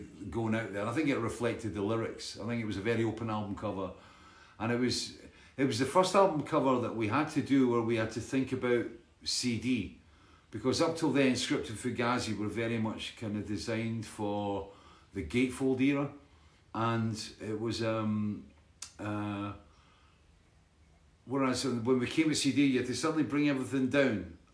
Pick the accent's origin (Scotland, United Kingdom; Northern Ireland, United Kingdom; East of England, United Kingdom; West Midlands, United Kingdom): Scotland, United Kingdom; Dalkeith; Dalkeith, my hometown